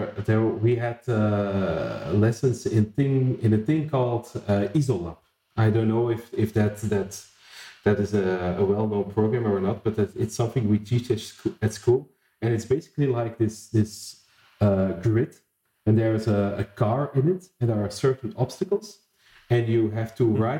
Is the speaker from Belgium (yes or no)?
yes; Flanders, Belgium; also born or lived in Antwerp; I did my secondary education in my hometown, which is a small town in the northern part of Belgium